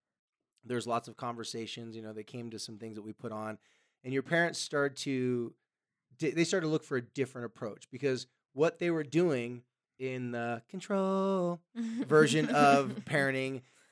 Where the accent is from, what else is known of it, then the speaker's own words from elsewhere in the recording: California, United States; Or in California, I'm from California, you could probably, you know, there's probably